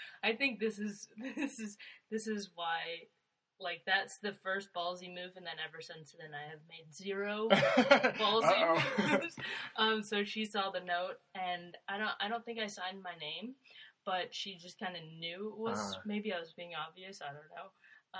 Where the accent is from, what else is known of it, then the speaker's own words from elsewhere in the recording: Shipman, Illinois, United States; also born or lived in Virginia; So I was born in Virginia. Okay. And then stayed in Illinois, lived in Illinois with my mom.